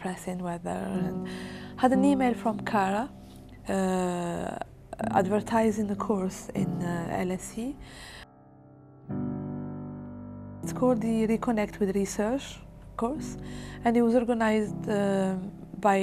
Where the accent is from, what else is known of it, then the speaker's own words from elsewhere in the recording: Algeria; English is a second language; moved away as an adult; now in Swansea, United Kingdom; I was a scientist in Algeria